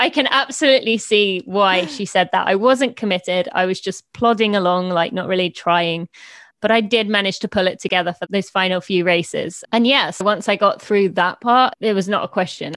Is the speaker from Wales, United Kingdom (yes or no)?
no; East of England, United Kingdom; also born or lived in Indiana, United States; I am from just north of London, uh, in England, although I did live in Indiana for three years when I was two to five